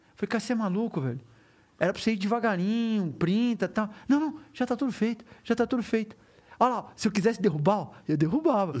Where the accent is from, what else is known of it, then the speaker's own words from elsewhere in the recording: Brazil; eu sou brasileiro